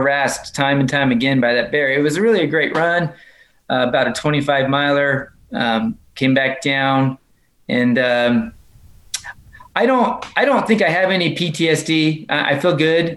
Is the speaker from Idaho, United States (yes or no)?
yes; Idaho, United States; now in Maryville, United States; I'm originally from Idaho.